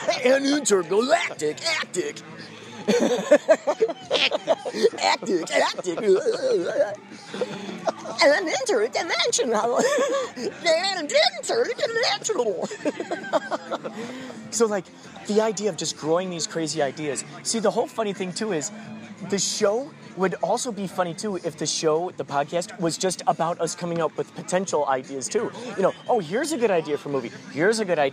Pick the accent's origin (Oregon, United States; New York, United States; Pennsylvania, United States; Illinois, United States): Illinois, United States; Carol Stream; growing up in Carol Stream.